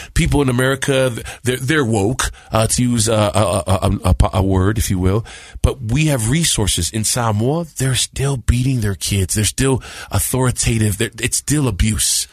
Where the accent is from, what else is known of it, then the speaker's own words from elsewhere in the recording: Compton, California, United States; also born or lived in San Bruno, California; I was born in San Bruno, uh, San Francisco, in the Bay Area. I think I was six months old. My mom said, and we moved to Compton, California